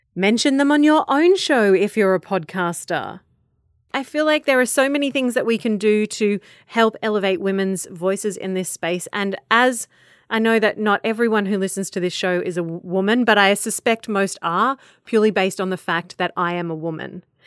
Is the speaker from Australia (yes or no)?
yes; Australia; I'm an Australian and I exist in my little Australian bubble